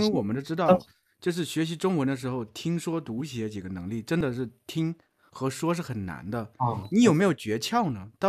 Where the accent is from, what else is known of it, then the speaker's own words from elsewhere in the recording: Zhejiang, China; 我是浙江人，